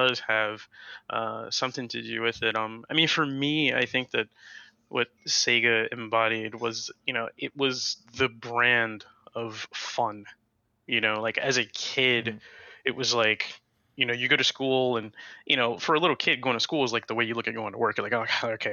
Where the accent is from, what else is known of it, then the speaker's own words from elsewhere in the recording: near Ocean City, Maryland, United States; I used to live near, I was born near Ocean City, and the boardwalks on the beach were literally like arcades going down the block